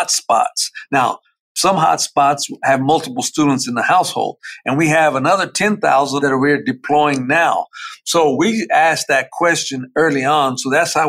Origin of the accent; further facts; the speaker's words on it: Dallas, Texas, United States; I grew up in Oak Cliff